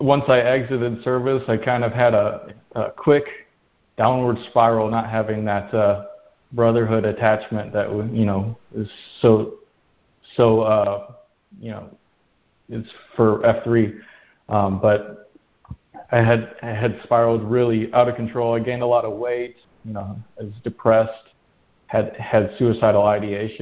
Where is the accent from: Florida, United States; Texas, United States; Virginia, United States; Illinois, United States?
Illinois, United States; Rockford; moved away as an adult; I grew up in Illinois, in a town called Rockford.